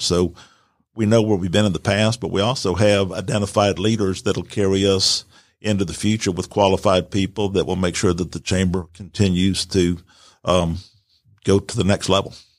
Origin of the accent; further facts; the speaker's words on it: Atlanta, Georgia, United States; also born or lived in Virginia; I was born in Virginia, but I grew up in Atlanta. We came here in the early sixties.